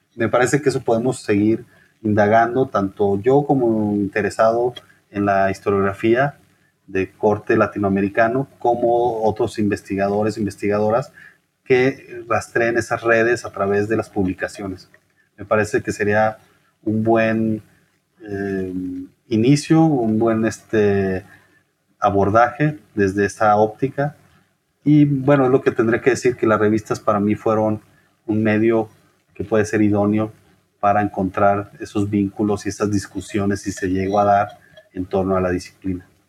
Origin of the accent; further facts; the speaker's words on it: Chihuahua, Mexico; moved away as an adult; also born or lived in Guadalajara / Mexico City / Michoacán; now in Querétaro, Mexico; por lo menos en mi caso como norteño, quizás que el norteño es muy particular, ¿no? Esa idea de eh, la distancia, el distanciamiento hacia el centro del país. Entonces para mí salirme de Chihuahua